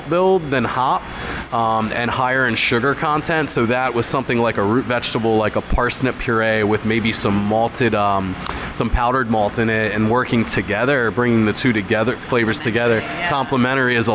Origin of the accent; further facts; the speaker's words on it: Hershey, Pennsylvania, United States; I grew up in the Hershey area